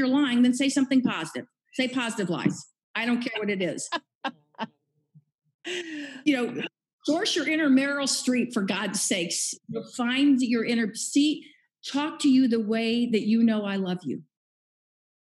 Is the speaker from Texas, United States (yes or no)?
no; Kansas City, Missouri, United States; moved away as an adult; also born or lived in San Diego; I was born and raised in Kansas City